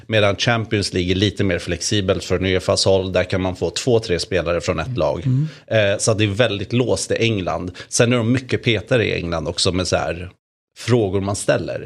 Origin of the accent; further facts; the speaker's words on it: Sweden; man fick höra att jag var från Sverige